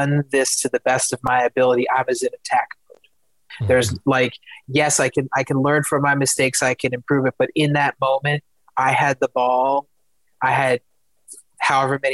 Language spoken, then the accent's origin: English; Philadelphia, Pennsylvania, United States; I'm originally from Philadelphia. Kobe Bryant was born like maybe, I don't know, 10 or 15 minutes away from where I was born. So growing up, like being from Philadelphia